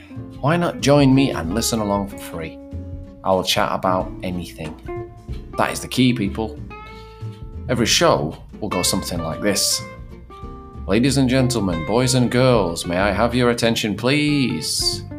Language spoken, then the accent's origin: English; England, United Kingdom; I'm an Englishman, an English language teacher